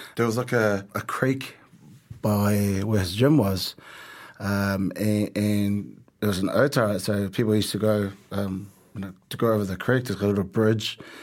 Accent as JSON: {"language": "English", "region": "Auckland", "country": "New Zealand", "tie": "born or raised there", "also_born_or_lived": "Tonga", "said": "So our family, we all had to work, um, growing up in South Auckland"}